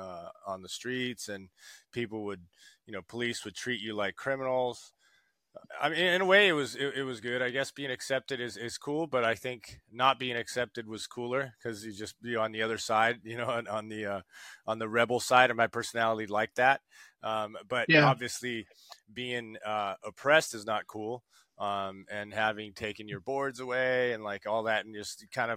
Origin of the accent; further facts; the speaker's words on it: São Paulo, Brazil; also born or lived in Rio de Janeiro; I was born in Rio de Janeiro and raised in São Paulo